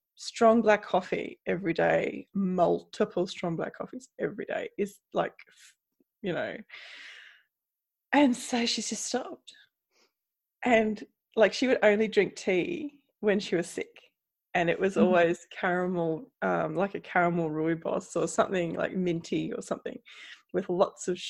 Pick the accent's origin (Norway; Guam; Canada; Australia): Australia; I'm Australian